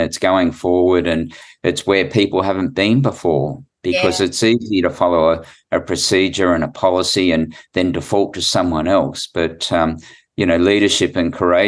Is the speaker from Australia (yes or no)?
yes; New South Wales, Australia; I'm from New South Wales